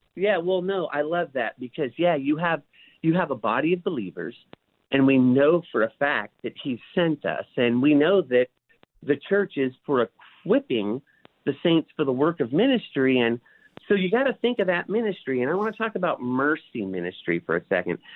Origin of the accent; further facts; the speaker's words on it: Bellflower, California, United States; also born or lived in Paramount, California; I grew up in Bellflower, Paramount, California.